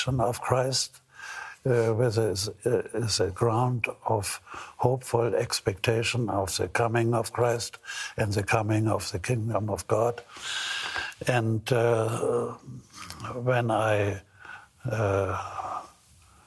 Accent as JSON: {"language": "English", "region": "Hamburg", "country": "Germany", "tie": "born or raised there", "also_born_or_lived": "Scotland", "said": "my hometown, Hamburg"}